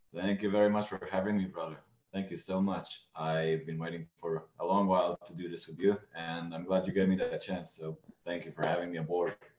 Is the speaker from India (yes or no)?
no; Israel; I grew up in Israel